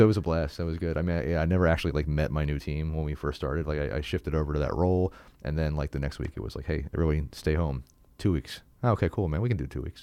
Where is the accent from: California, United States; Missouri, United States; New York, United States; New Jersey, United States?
New Jersey, United States; also born or lived in England; I grew up in South Jersey